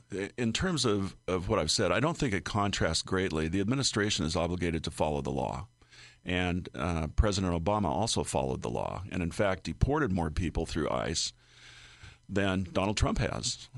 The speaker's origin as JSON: {"language": "English", "region": "Oregon", "country": "United States", "tie": "born or raised there", "moved": "yes", "lives_now": "Illinois, United States", "said": "My home state of Oregon"}